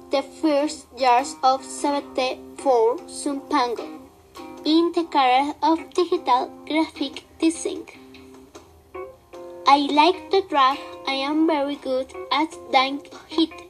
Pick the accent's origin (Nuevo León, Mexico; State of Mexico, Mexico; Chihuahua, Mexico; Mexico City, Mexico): State of Mexico, Mexico; I am 15. I was born on July 25 in the state of Mexico. I live in Guadalajara of the Lagoon with my sister and my mother.